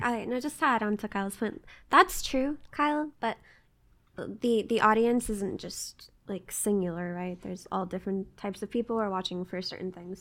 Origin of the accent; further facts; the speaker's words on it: Jordan; moved away; also born or lived in United States; I grew up in Jordan